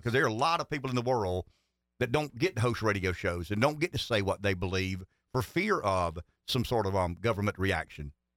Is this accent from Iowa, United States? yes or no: no; Pamplico, South Carolina, United States; I'm from Pampelco.